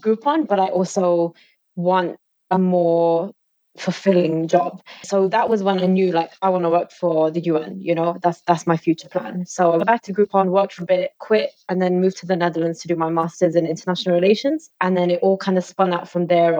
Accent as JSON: {"language": "English", "region": "London", "country": "United Kingdom", "tie": "born or raised there", "said": "So I am an East Londoner at heart, just like yourselves. And I was born and raised in London"}